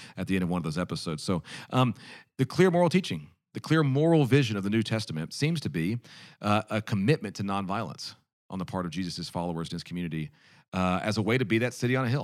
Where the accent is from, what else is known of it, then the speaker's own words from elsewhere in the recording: United States; As an American